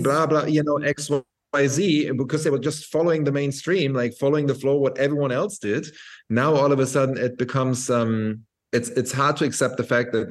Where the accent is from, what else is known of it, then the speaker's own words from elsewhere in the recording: Berlin, Germany; moved away as an adult; now in Bali, Indonesia; I'm from Berlin